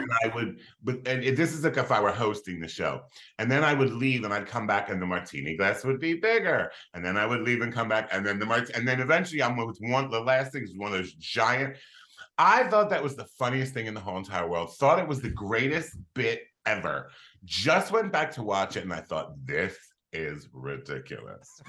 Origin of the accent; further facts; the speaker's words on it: Philadelphia, Pennsylvania, United States; I was I was born and raised in Philadelphia, Pennsylvania